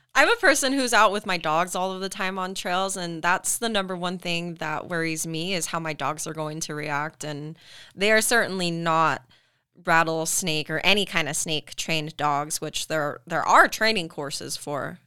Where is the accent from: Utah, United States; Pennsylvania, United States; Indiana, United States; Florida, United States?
Utah, United States; Tooele; I grew up in Tula, I've been born in Utah